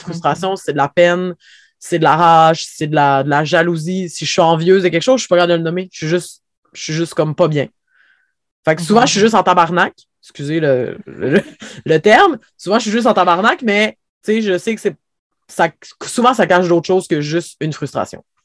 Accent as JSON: {"language": "French", "town": "Havre-Saint-Pierre", "region": "Quebec", "country": "Canada", "tie": "born or raised there", "said": "je vis à Havre-Saint-Pierre, j'ai grandi à Havre-Saint-Pierre, en fait, j'ai passé ma vie ici"}